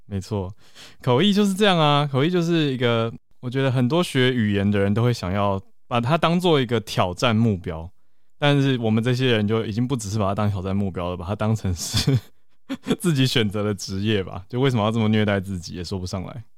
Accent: Taiwan; 其实我们都是在台湾土生土长

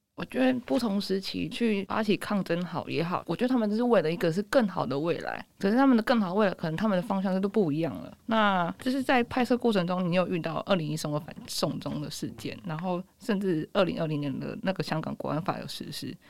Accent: Taiwan; 我身为台湾人，台湾人我不是那么了解香港

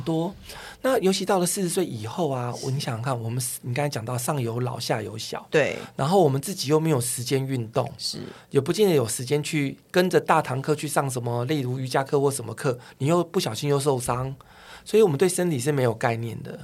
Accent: Taiwan; 我们台湾人

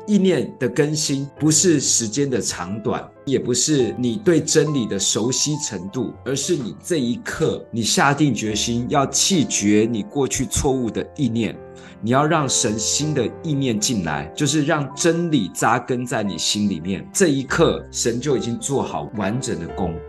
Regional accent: Taiwan; 我们是眷村长大的，眷村很团结，很排外

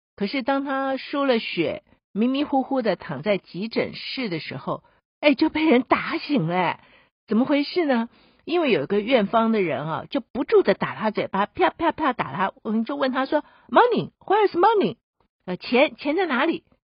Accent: Taiwan; 我们自己住在台湾的人，我们台湾人

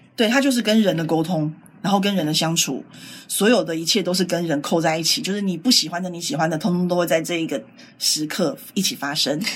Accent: Taiwan; 我们台湾人

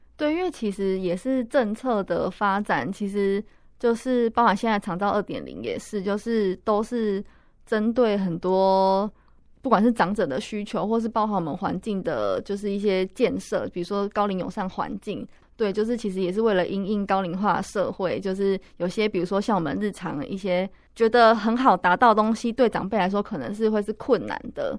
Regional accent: Pingtung County, Taiwan; now in Taipei, Taiwan; 我老家是在屏东

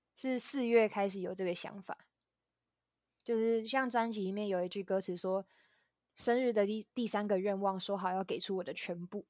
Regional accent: Tainan, Taiwan; 我来自台南

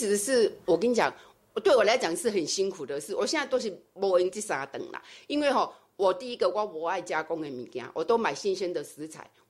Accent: Chiayi, Taiwan; 我嘉义人， 所以 标准的南部人，

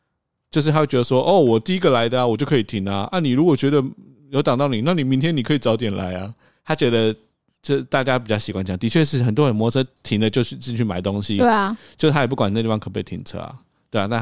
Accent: Taiwan; 他知道我是台湾人啊

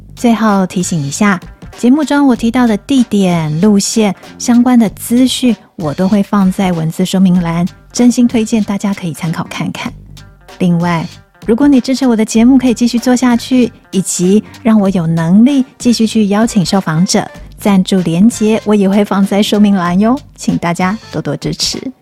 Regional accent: Taipei, Taiwan; 我从小住在那附近，小时候常常跟大人一起走上山，然后绕着北投知名的威灵顿山庄外围步道，慢慢走回石牌，最后回家

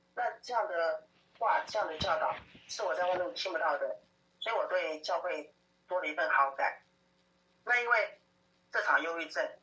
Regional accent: Taoyuan, Taiwan; 我出生在桃园的眷村家庭，八岁的时候 爸爸就生病走了

